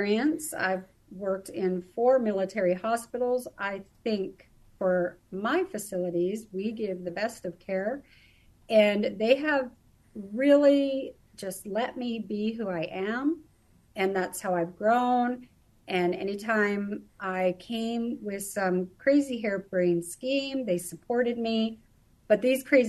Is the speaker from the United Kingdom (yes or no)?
no; Canada; moved away as an adult; also born or lived in British Columbia / Alberta / United States; now in Germany; Originally, I was born and raised in Canada, mostly British Columbia and Alberta areas